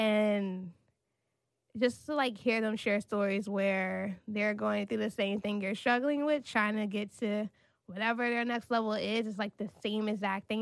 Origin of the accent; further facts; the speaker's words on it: Maryland, United States; now in New York City, United States; I grew up in Maryland